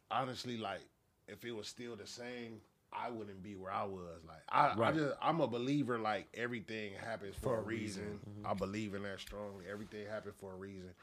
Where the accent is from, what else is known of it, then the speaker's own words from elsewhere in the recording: Los Angeles, California, United States; also born or lived in Inglewood / Mississippi; I'm born and raised